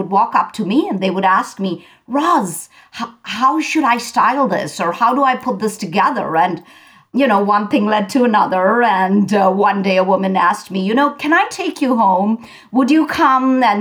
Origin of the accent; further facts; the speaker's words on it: India; I grew up in India.